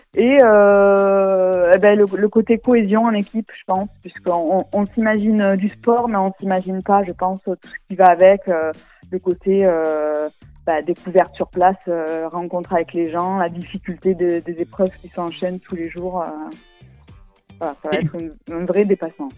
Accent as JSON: {"language": "French", "area": "Tarascon / Beaucaire", "region": "Provence-Alpes-Côte d'Azur", "country": "France", "said": "on est trois, on est de Tarascon à peu près, Tarascon, Beaucaire, les deux"}